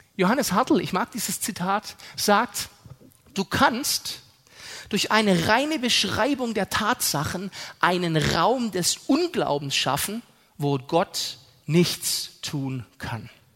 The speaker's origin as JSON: {"language": "German", "country": "Germany", "said": "wir sind so furchtbar vernünftig als Deutsche"}